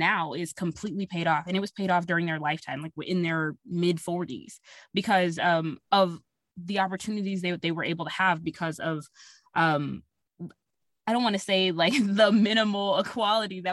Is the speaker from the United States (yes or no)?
yes; Texas, United States; we're actually from Texas